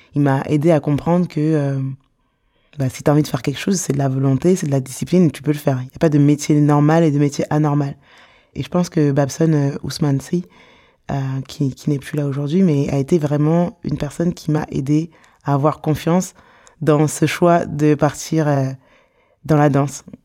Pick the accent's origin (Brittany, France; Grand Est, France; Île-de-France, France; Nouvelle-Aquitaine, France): Île-de-France, France; Sarcelles; Je suis née à Sarcelles